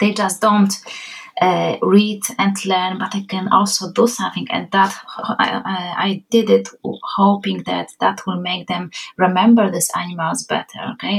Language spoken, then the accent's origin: English; Poland; accent: Polish; first language Polish; English is a second language; now in Ireland; we are Polish